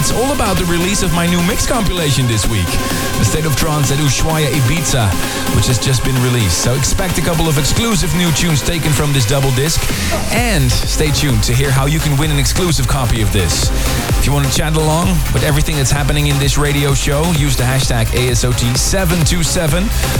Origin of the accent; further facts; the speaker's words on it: Leiden, South Holland, Netherlands; I remember when I first got my break as a DJ back in 1996 in a really small club in Leiden, my hometown, in the Nexus.